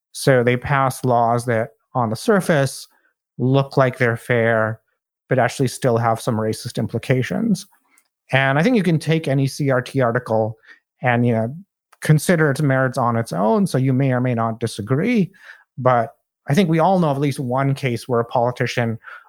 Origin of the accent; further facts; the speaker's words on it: India; moved away as an adult; also born or lived in Saudi Arabia; now in United States; in Saudi Arabia for the first 10 years of my life because my father worked there, and then I lived in my home country of India for 8 years. And after that, I moved to the US for college.